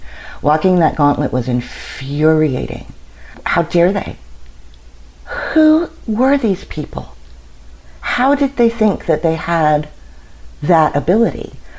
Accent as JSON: {"language": "English", "town": "Washington", "region": "District of Columbia", "country": "United States", "tie": "born there", "said": "I was born in Washington, D.C. I think that might have something to do with it."}